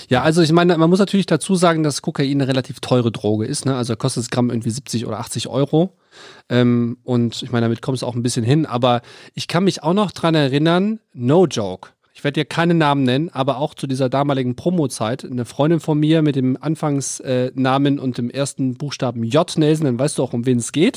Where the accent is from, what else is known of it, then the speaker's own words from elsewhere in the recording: North Rhine-Westphalia, Germany; ich bin ja am Niederrhein aufgewachsen, so ungefähr zehn Kilometer vor der niederländischen Grenze Venlo.